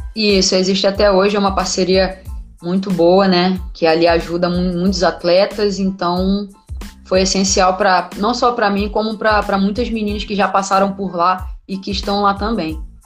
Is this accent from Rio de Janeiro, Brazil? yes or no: yes; Rio de Janeiro, Brazil; moved away as an adult; also born or lived in Santos; eu nunca saí do Rio, fui sair do Rio com 19 anos